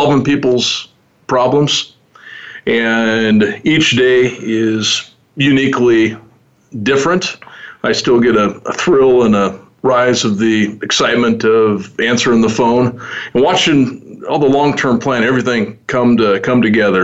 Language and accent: English; Omaha, Nebraska, United States; I was born and raised in Omaha